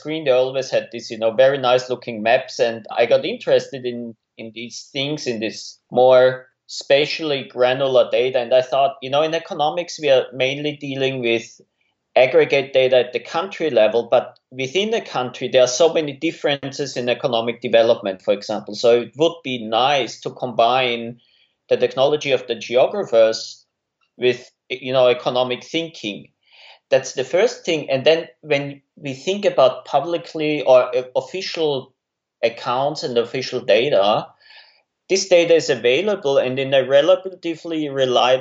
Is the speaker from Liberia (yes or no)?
no; Austria; moved away as an adult; also born or lived in Innsbruck, Austria / United States; now in Melbourne, Australia; I'm originally from Austria